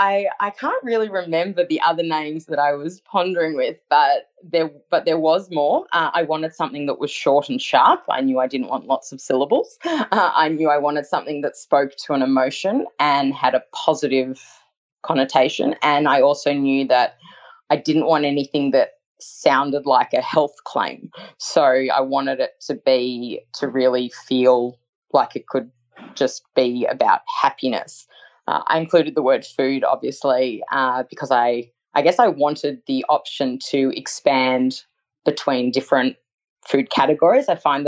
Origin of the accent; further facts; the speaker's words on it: Australia; also born or lived in New York, United States; I moved from New York back to Australia, and I actually lived in Sydney for a year.